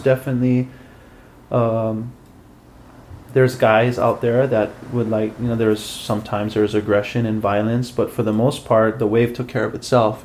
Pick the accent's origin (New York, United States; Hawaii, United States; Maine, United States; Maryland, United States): Hawaii, United States; Hilo; I grew up in Hilo, Hawaii